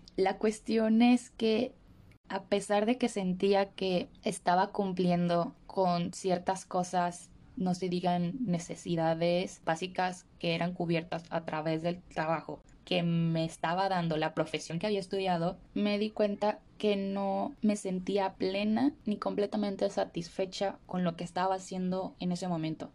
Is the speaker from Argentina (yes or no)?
no; Morelia, Michoacán, Mexico; moved away as an adult; also born or lived in Mexico City, Mexico; now in Australia; soy originaria de México, de una ciudad que se llama Morelia